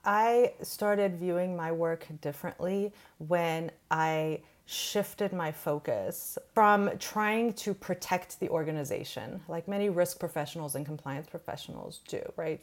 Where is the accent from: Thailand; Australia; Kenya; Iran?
Iran; now in United States; I'm an immigrant from Iran